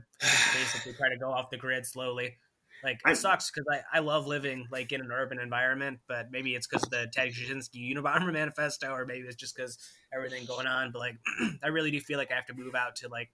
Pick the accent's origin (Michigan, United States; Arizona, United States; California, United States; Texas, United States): Michigan, United States; moved away; I'm from Michigan.